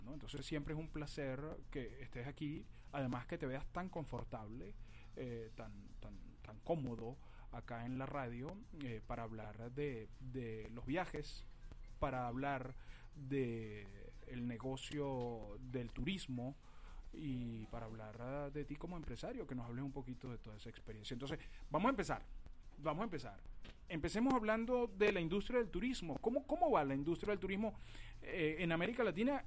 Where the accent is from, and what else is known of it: Caracas, Capital District, Venezuela; born or raised there